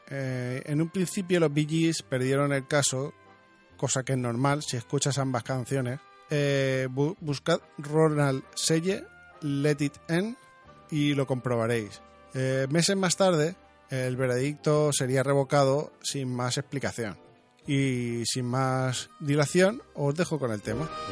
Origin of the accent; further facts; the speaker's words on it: Region of Murcia, Spain; yo soy murciano